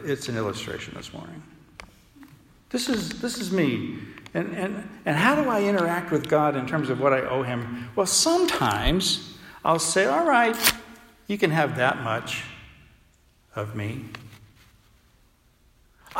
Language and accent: English; United States; accent: American; also born or lived in United Kingdom; they knew I was an American